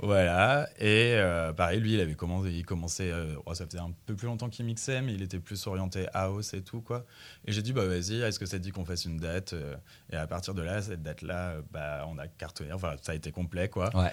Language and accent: French; Bourges, Centre-Val de Loire, France; je viens de Bourges